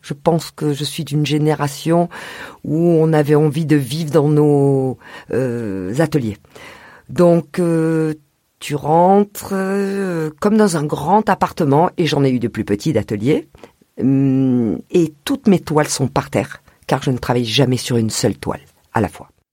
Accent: Marseille, Provence-Alpes-Côte d'Azur, France; also born or lived in Rognac; Je suis née à Rognac, une petite ville de Provence, près de Marseille, et j'ai grandi sur Marseille.

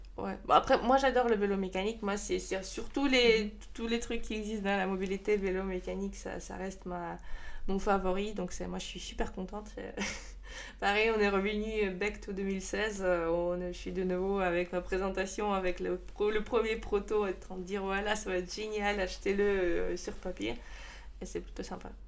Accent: Saint Petersburg, Russia; French is a second language; moved away as an adult; now in Strasbourg, France; je suis de Saint-Pétersbourg

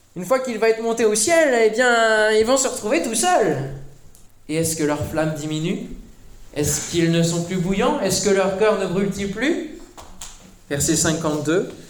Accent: Mulhouse, Grand Est, France; On vient de Mulhouse

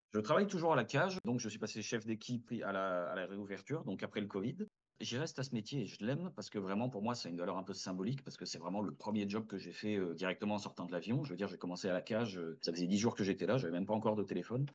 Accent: France; moved away as an adult; now in Montreal, Canada; chez nous en France

